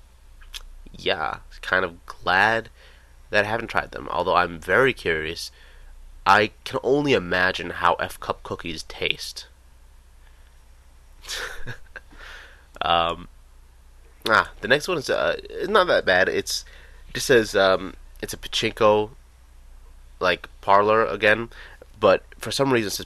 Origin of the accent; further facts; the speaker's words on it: United States; we're big American guys